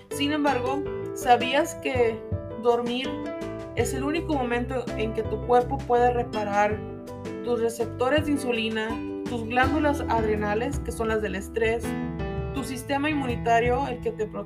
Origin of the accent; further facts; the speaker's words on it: Mexico; el mes patrio para los que somos mexicanos